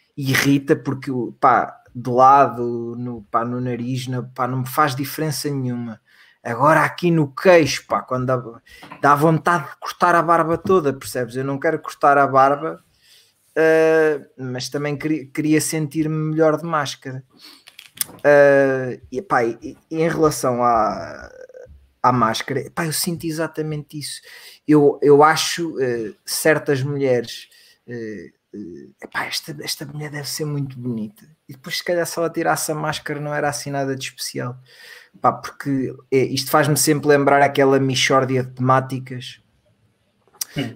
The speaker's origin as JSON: {"language": "Portuguese", "country": "Portugal", "tie": "born or raised there", "said": "cá em Portugal"}